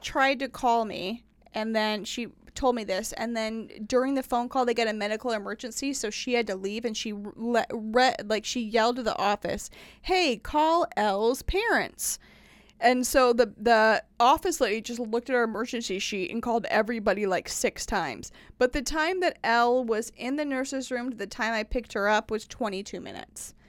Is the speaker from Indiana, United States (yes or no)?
yes; Indiana, United States; moved away as an adult; also born or lived in Tennessee; now in Nashville, United States; I grew up in Indiana